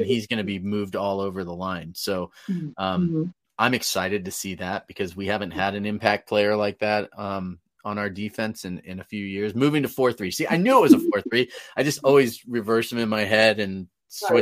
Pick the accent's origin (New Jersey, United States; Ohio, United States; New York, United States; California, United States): California, United States; Northern; I'm from Northern California